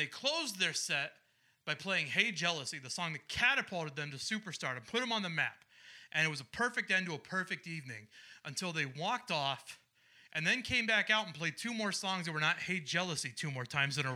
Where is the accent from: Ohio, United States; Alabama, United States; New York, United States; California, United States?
Ohio, United States; Cardington; also born or lived in Marion, Ohio; I'm from a small nowhere town called Cardington, Ohio.